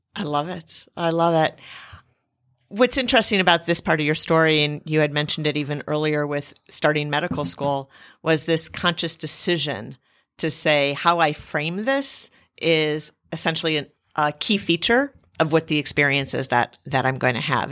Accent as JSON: {"language": "English", "town": "Cleveland", "region": "Ohio", "country": "United States", "tie": "born or raised there", "said": "Cleveland 'cause it's my hometown."}